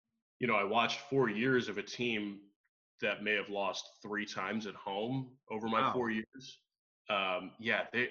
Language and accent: English; Philadelphia area, Pennsylvania, United States; I was familiar with growing up in the Philadelphia area